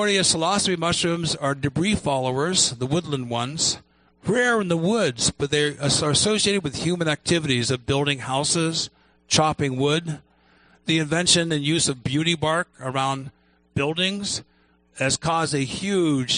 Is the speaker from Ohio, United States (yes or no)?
yes; Ohio, United States; I grew up in Ohio